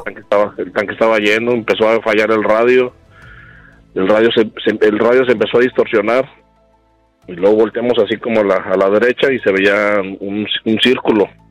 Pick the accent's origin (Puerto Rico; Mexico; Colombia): Mexico; San Luis Potosí; Yo soy de San Luis, estábamos en San Luis